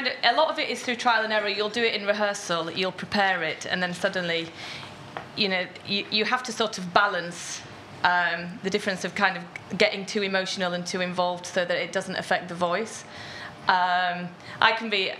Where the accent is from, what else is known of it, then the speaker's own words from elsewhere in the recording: Yorkshire and the Humber, United Kingdom; I'm a Yorkshire girl. And I love my diphthongs